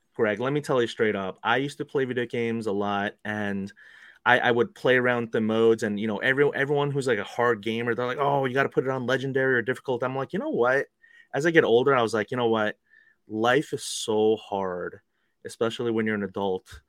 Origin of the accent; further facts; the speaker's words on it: New York City, New York, United States; also born or lived in Korea; I was born in Korea, but you know, I moved here when I was two years old, and uh, we, my family and I, we grew up in New York City